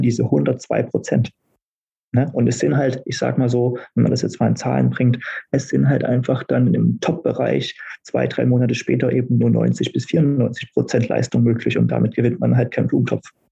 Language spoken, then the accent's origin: German; Berlin, Germany; in meiner Heimatstadt